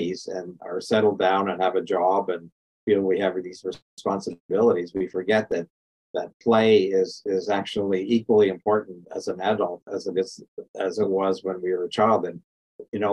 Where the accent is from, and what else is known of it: Canada; born or raised there; now in United States